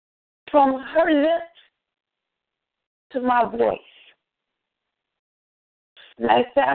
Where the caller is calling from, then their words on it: Chicago, Illinois, United States; I'm calling from East Side Chicago in the hospital right now.